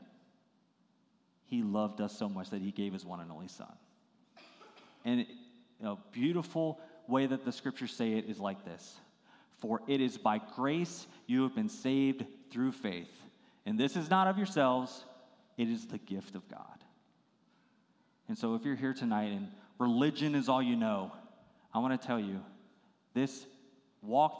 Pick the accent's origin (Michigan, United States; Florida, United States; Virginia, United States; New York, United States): Virginia, United States; I grew up in Virginia, and it was such a beautiful area